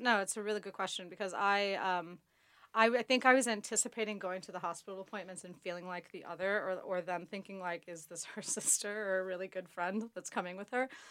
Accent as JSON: {"language": "English", "country": "United States", "moved": "yes", "lives_now": "London, United Kingdom", "said": "I'm from America"}